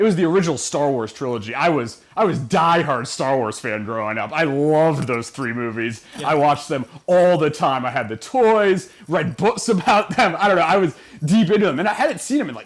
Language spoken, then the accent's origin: English; Western Massachusetts, United States; moved away as an adult; also born or lived in Ohio; now in Los Angeles, United States; I grew up in Western Massachusetts, small rural town